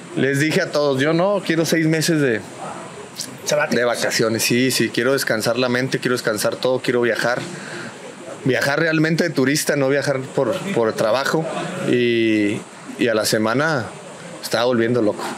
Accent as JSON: {"language": "Spanish", "country": "Mexico"}